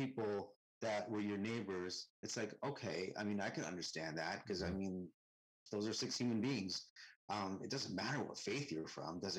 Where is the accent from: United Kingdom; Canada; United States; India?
Canada; Most of my teachers in my life were white and Christian growing up in Canada.